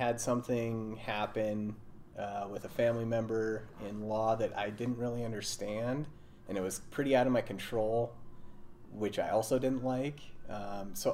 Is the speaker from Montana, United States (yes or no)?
yes; Montana, United States; I'm originally from Montana, long line of Montanans. I think I'm fifth generation.